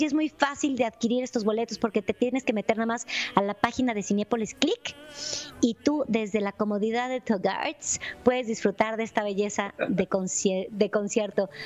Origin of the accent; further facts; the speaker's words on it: Mexico; nosotros como mexicanos